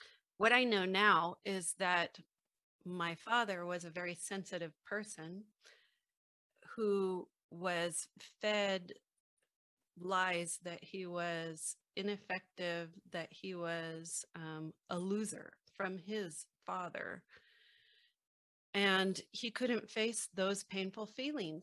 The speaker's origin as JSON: {"language": "English", "town": "San Francisco", "region": "California", "country": "United States", "tie": "born or raised there", "said": "I was born in the Haight-Ashbury district of San Francisco in the mid-1960s."}